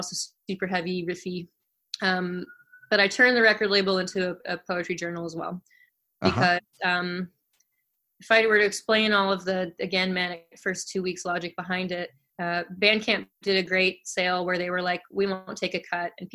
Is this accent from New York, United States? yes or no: yes; New York City, New York, United States; moved away as an adult; now in Philadelphia, United States; I grew up in New York